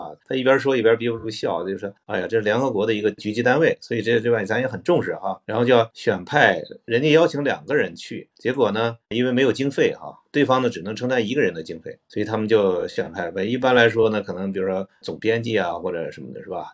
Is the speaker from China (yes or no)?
yes; Northeast China, China; 我是东北人